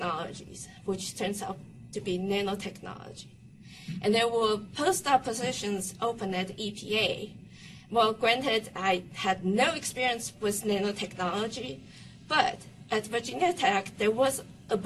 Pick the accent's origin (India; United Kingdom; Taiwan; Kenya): Taiwan; now in United States; I'm from Taiwan